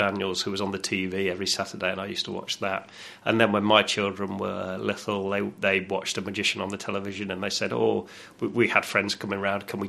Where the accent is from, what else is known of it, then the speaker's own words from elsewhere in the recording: near Oxford, South East England, United Kingdom; moved away as an adult; also born or lived in York; now in New Zealand; I grew up near Oxford